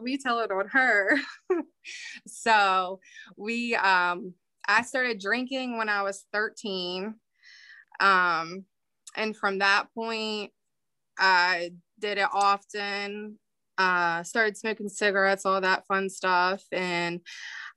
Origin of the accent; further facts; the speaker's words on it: Winchester, Virginia, United States; also born or lived in Bunker Hill, West Virginia; now in Martinsburg, United States; I grew up in Bunker Hill. My parents divorced when I was 4. And then after that, my mom moved me and my sister to Winchester.